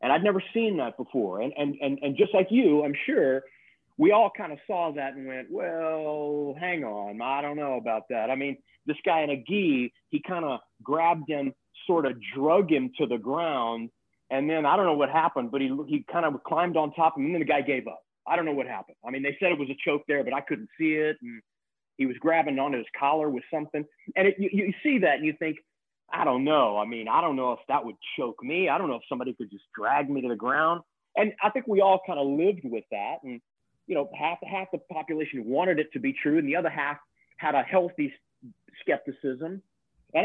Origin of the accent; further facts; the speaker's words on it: Texas, United States; moved away as an adult; also born or lived in Lake Charles, Louisiana / Los Angeles; I actually grew up in Texas. I was born in Lake Charles, Louisiana. So I'm a Southern boy, man. I grew up in Texas